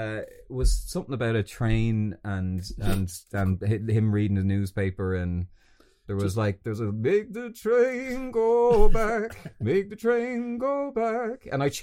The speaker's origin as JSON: {"language": "English", "town": "Balbriggan", "region": "Leinster", "country": "Ireland", "tie": "born or raised there", "moved": "as an adult", "said": "I'm from Balbriggan, and even when I lived at home, getting there was a fucking nightmare"}